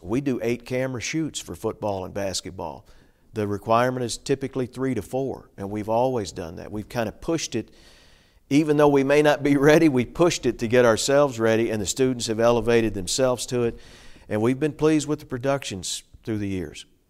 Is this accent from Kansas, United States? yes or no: no; Hopkinsville, Kentucky, United States; moved away as an adult; also born or lived in Bowling Green, Kentucky / Cape Girardeau, Missouri / Nashville, Tennessee; now in Clarksville, United States; my hometown of Hopkinsville, Kentucky